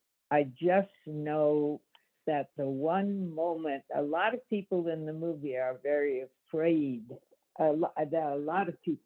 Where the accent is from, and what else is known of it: California, United States; born or raised there; also born or lived in New York